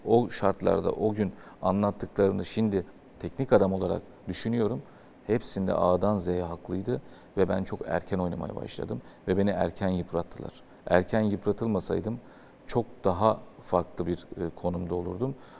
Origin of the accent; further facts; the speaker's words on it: Istanbul, Turkey; Ben Fatihliyim. E, çarşamba'da oturuyordum